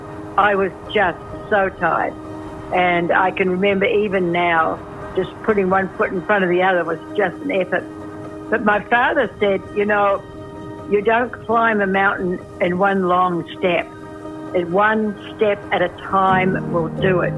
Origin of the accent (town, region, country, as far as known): New Zealand; also born or lived in Washington State, United States; now in Washington, United States